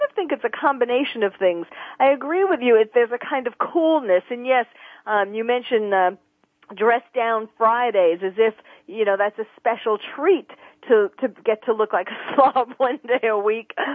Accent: New York, United States; moved away; I'm from New York originally

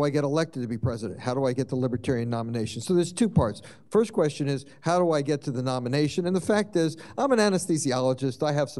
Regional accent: Washington, District of Columbia, United States; I was born and raised in and around Washington, D.C.

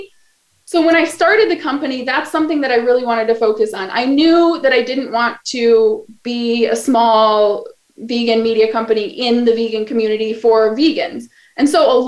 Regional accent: Kalamazoo, Michigan, United States; moved away as an adult; now in Los Angeles, United States; That's my hometown.

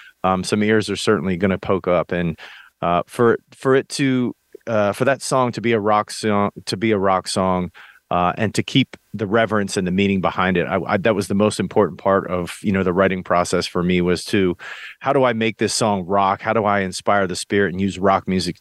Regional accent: United States; I came up in small town America

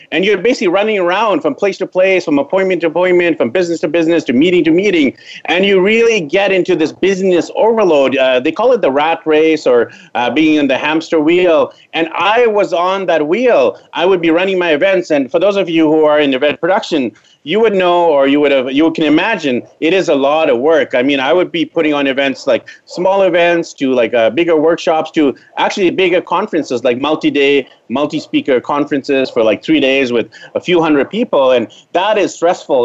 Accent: Vancouver, British Columbia, Canada; moved away as an adult; I'm from Vancouver, BC, Canada. I was born there, raised there, went to elementary school, high school, university there

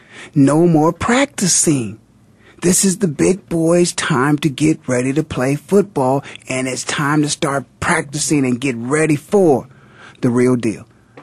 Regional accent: Canton, Ohio, United States; moved away; I was in Canton, Ohio, of course, my hometown

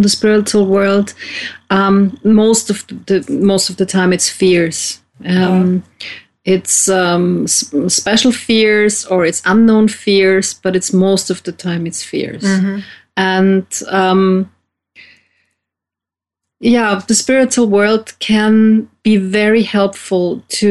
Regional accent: Vienna, Austria; I'm as well from Austria, from Vienna

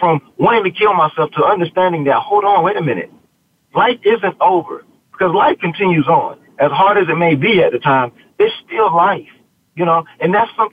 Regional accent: the South, United States; I was from the South and Southern Baptist flavor

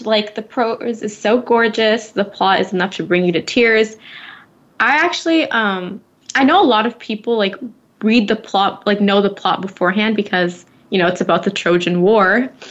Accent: Bay Area, California, United States; we're from the Bay Area

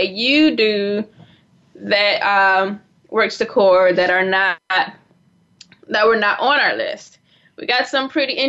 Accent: South Florida, United States; moved away; I'm originally from South Florida

